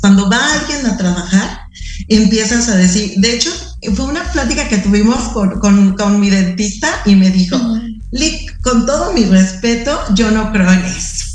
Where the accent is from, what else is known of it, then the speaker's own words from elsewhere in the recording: Mexico; somos mexicanos